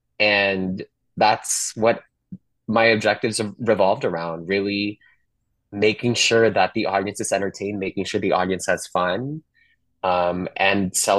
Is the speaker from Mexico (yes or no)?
no; Manila, Metro Manila, Philippines; moved away as an adult; now in Los Angeles, United States; growing up in Manila all the way to the last 10 years here in Los Angeles